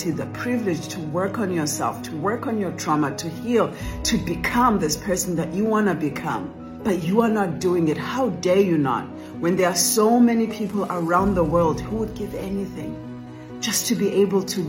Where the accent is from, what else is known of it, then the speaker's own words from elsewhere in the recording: South Africa; I grew up in South Africa, in the villages of South Africa.